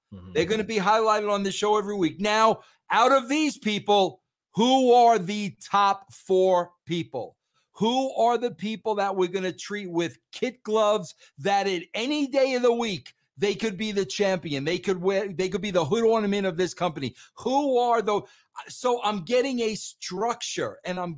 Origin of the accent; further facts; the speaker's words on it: New York, United States; I'm a New Yorker through and through